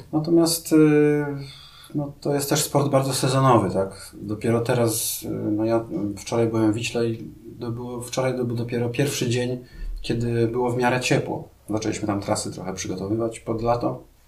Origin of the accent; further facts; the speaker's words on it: Białystok, Podlaskie Voivodeship, Poland; ja też pochodzę z Białego Stoku, tak, tam też jest dosyć płasko